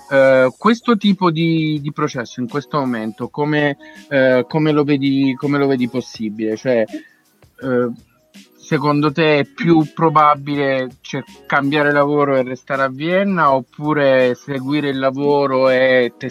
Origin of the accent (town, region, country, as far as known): Abruzzo, Italy